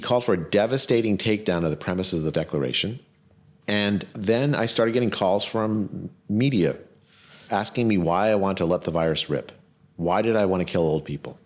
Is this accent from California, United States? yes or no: yes; California, United States; I'm from California, it was my governor